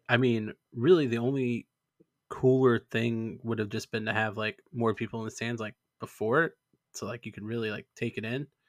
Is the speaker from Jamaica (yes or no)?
no; Canada; moved away; also born or lived in Alberta; I'm still Canadian